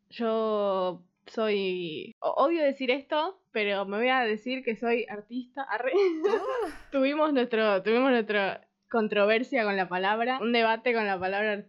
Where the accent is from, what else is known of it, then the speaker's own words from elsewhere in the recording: Buenos Aires, Argentina; Yo soy de Buenos Aires y vivo en Buenos Aires y todo en Buenos Aires.